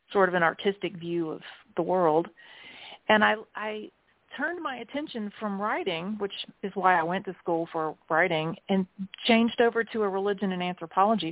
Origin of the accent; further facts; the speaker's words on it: South Carolina, United States; also born or lived in Jeddah, Saudi Arabia; now in Greenville, United States; I was raised in the Southern Baptist and then increasingly more fundamentalist sort of evangelical Church of God kind of madness of South Carolina with my mother